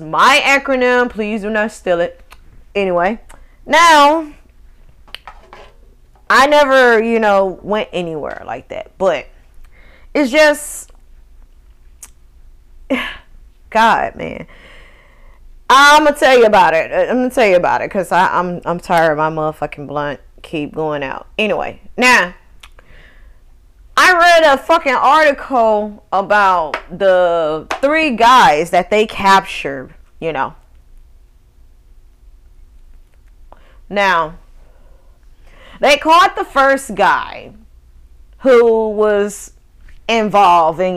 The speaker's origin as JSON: {"language": "English", "region": "Northwest Mississippi", "country": "United States", "tie": "born or raised there", "moved": "as an adult", "said": "I left my home state of Mississippi when I was like 19 going on 20"}